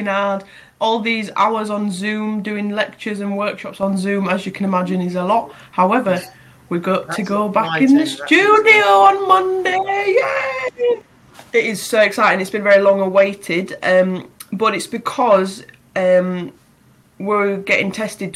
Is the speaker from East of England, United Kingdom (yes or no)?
no; Bridlington, Yorkshire and the Humber, United Kingdom; we're from towns of crab and lobster